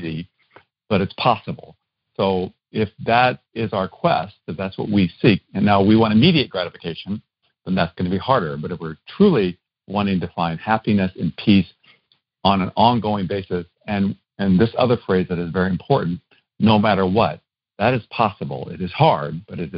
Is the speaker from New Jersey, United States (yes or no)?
no; Iowa, United States; I grew up in Iowa. That's where I'm originally from